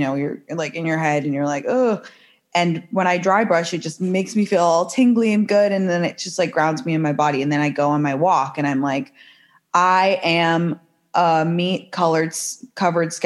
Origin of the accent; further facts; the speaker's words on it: London, United Kingdom; also born or lived in San Francisco / New York; now in Los Angeles, United States; I'm from London to begin